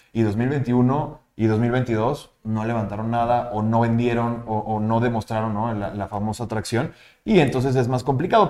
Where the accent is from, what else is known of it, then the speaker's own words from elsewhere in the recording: Mexico; los mexicanos somos muy buenos